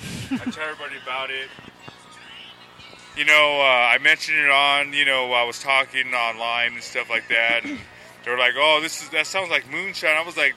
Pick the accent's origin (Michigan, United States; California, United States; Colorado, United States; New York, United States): California, United States; Oakland; moved away; I'm a native from Oakland. I've been here for 20 years.